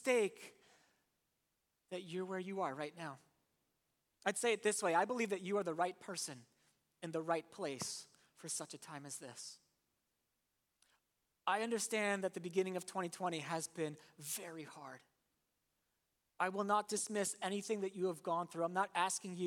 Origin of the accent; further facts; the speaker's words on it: Warminster, Pennsylvania, United States; I'm from Warminster